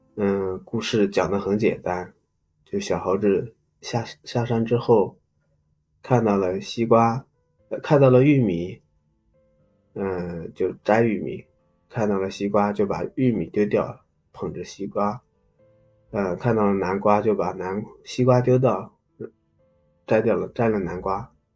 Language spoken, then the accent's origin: Chinese; Loess Plateau, China; 我呢是出生在一个，呃，小山村 嗯，黄土高原的一个小山，小山村